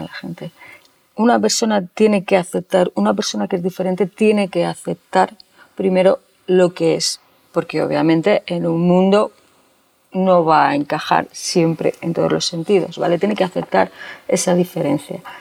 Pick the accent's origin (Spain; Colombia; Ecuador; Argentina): Spain; Cuéllar, Castile and León; also born or lived in Valladolid; Nací en Cuellar, un pueblo en la provincia de Segovia, hace 47 años.